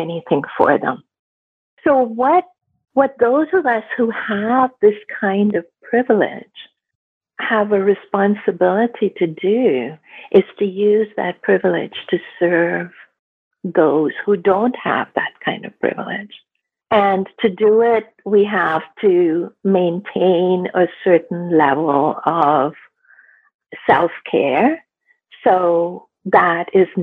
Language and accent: English; India; now in Canada; I grew up in India